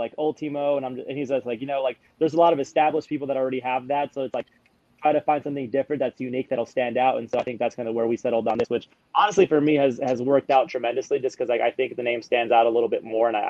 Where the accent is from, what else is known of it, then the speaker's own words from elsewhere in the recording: Mazatenango, Suchitepéquez, Guatemala; born there; So I was originally born in Guatemala. I was born in Mazatenango, Suchiti, Peques, Guatemala.